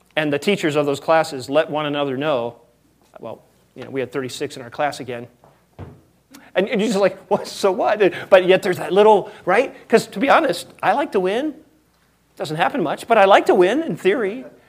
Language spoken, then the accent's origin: English; United States; We are so American